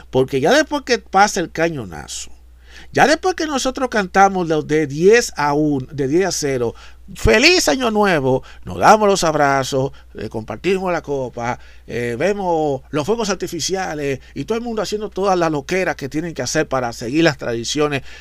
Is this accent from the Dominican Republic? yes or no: yes; Dominican Republic; lo que en mi país, en República Dominicana, le llaman lo que es el angelito, esas cosas.